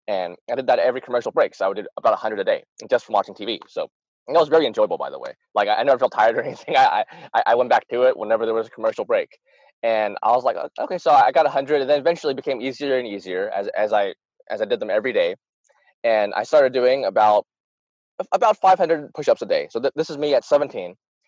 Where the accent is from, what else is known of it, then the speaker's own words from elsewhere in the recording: Utah, United States; born there; Well, I was born in the States, very proud to be American. I was born in Utah. I live in North Arkansas right now.